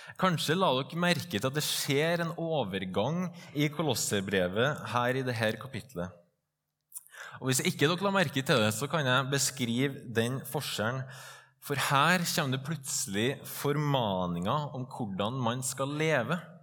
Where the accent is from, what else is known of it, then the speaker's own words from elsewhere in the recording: Trøndelag, Norway; also born or lived in Stovner, Oslo; now in Oslo, Norway; Jeg er en stolt trønder, stolt bondesønn og stolt ektemann